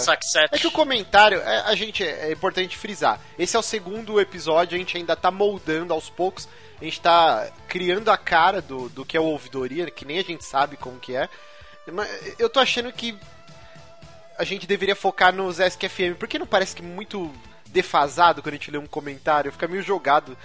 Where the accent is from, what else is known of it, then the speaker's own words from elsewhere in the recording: São Paulo, Brazil; Eu morei a minha vida inteira na Moca